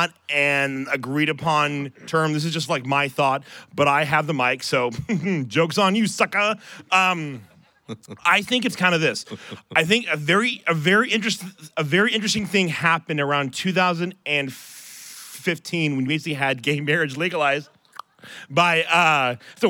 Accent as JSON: {"language": "English", "region": "Ohio", "country": "United States", "said": "I'm from Ohio."}